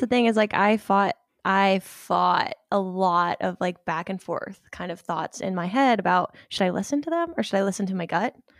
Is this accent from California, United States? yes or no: no; Ohio, United States; I'm from Ohio. Um, pretty much grew up my whole life there